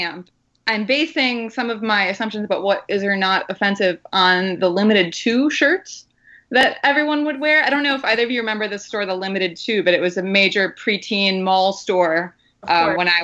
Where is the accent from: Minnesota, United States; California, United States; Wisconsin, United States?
Wisconsin, United States; growing up in Wisconsin